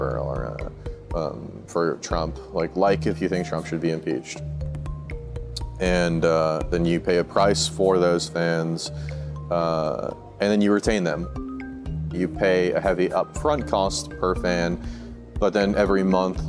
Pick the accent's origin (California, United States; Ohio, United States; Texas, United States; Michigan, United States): California, United States; Bay Area; also born or lived in Marin County; now in Napa, United States; I grew up in Bay Area